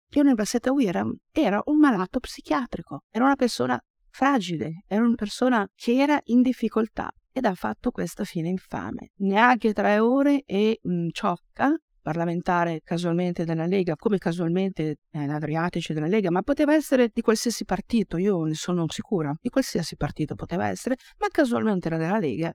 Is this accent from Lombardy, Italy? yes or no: yes; Casteggio, Lombardy, Italy; io vengo dall'Oltrapò Pavese